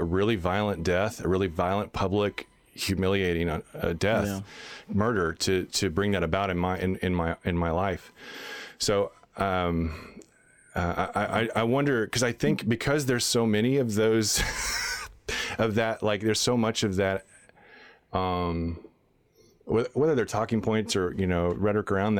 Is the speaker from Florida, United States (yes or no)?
no; Texas, United States; I grew up in Texas